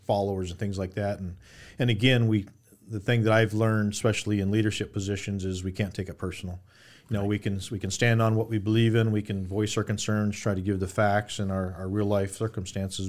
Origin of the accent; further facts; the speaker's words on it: Phoenix, Arizona, United States; I'm born and raised in Arizona, specifically Phoenix